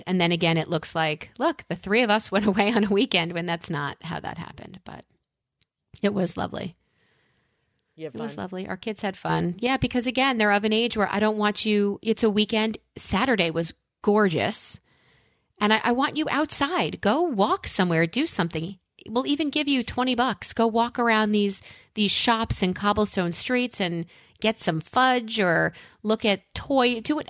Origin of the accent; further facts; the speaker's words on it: New York, United States; as a New Yorker